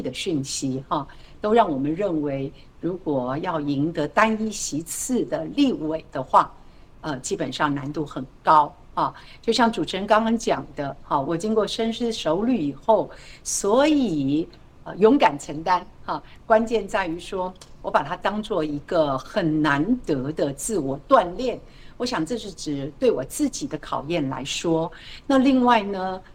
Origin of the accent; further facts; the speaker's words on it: Taiwan; 我们台湾人呢，大家自己辛苦打拼